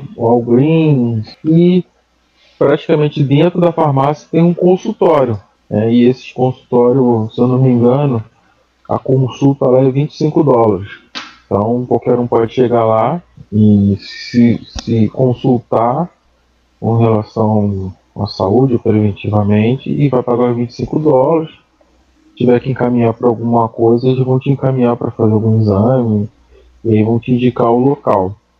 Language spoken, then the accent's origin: Portuguese; Brazil; moved away; nós como brasileiro aqui